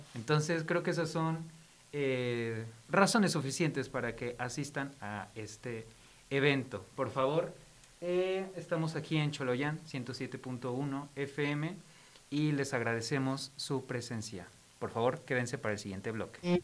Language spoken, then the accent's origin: Spanish; Mexico City, Mexico; yo soy de Ciudad de México